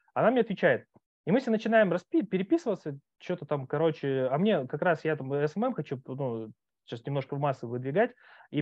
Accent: Khabarovsk, Khabarovsk Krai, Russia; moved away as an adult; now in Moscow, Russia; я сам с Дальнего Востока, когда уехал, там ну, у нас там вот в Хабаровске

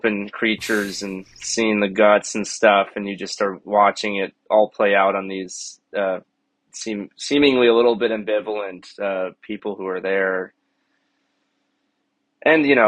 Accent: Weston, Florida, United States; I grew up in Weston, Florida, so kind of in between Miami and Fort Lauderdale

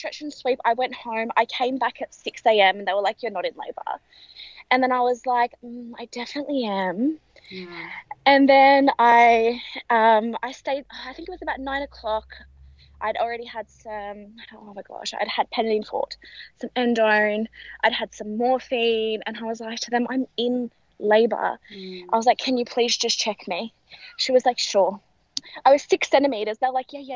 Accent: Sydney, New South Wales, Australia; I am from Sydney

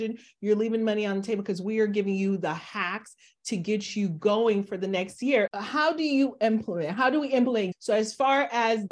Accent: Miami, Florida, United States; I'm from Miami

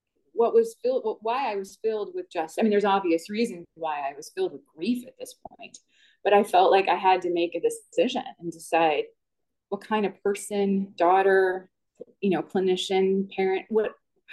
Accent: Wisconsin, United States; moved away as an adult; also born or lived in Chicago area; I'd been raised in Wisconsin and wanted to go back to my home state

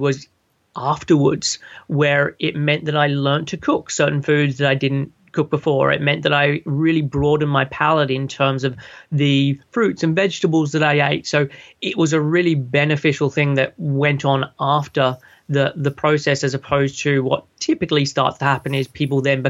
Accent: Sydney, New South Wales, Australia; moved away as an adult; now in United Kingdom; I'm originally from Sydney and moved over to the UK a bit over 13 and a half years ago.

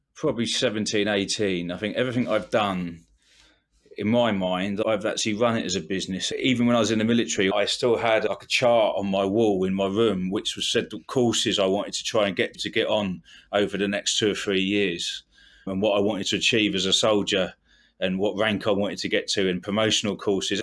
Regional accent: England, United Kingdom; being English

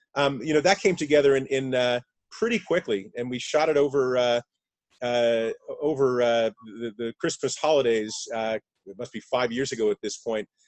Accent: South Carolina, United States; moved away; also born or lived in New York; growing up in the South in the 60s, uh, you know, my first memory, Charlie, is literally hiding under a desk in our garden apartment in South Carolina

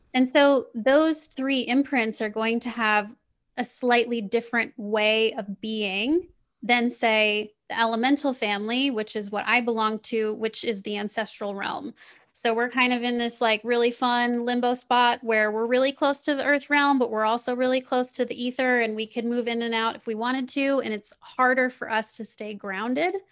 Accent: Kansas City, Missouri, United States; I grew up, I grew up in Kansas City

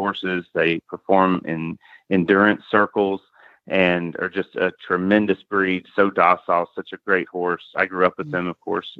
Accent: Mobile, Alabama, United States; I was born in Mobile, Alabama.

